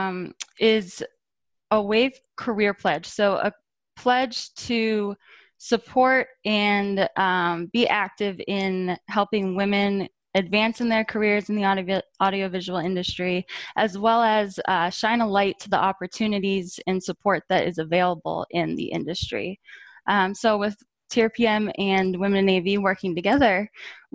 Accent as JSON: {"language": "English", "town": "Boston", "region": "Massachusetts", "country": "United States", "tie": "born or raised there", "said": "I'm from Boston. I grew up here"}